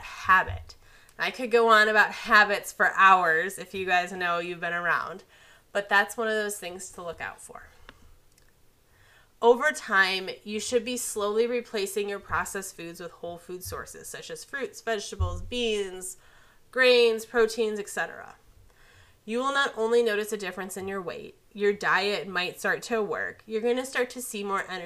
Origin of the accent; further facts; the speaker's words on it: Midwest, United States; I'm from the Midwest. It's pop here